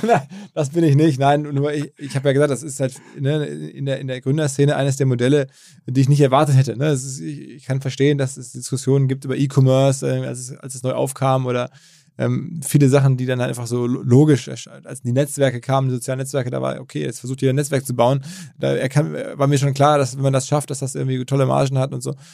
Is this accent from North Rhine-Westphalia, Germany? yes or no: yes; Ruhr area, North Rhine-Westphalia, Germany; gebürtigen Ruhrgebietler